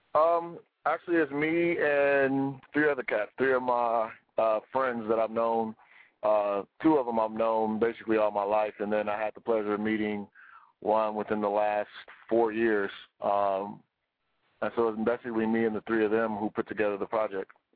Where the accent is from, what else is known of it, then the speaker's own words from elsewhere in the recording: United States; we're from America